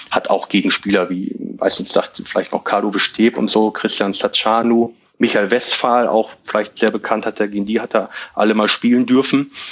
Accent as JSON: {"language": "German", "town": "Hilter", "region": "Lower Saxony", "country": "Germany", "said": "Aber ähm, ich komme aus Hilter und ähm, ich wohne in Hilter"}